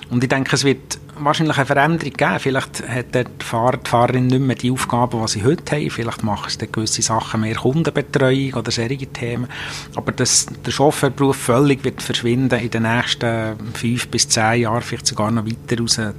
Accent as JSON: {"language": "German", "region": "Bern", "country": "Switzerland", "tie": "born or raised there", "said": "Ich bin in der Stadt Bern aufgewachsen, da ist man endlich IB-Fan."}